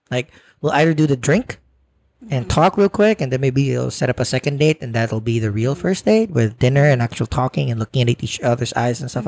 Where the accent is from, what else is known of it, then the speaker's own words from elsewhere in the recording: Philippines; now in New York, United States; I grew up in the Philippines where courting is a real thing